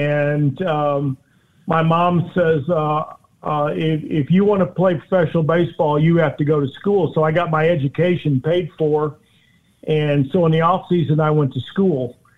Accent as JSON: {"language": "English", "town": "Houston", "region": "Texas", "country": "United States", "tie": "born or raised there", "said": "And, you know, growing up in Houston and – watching the Colt 45s turn into the Houston Astros, open the Astrodome up."}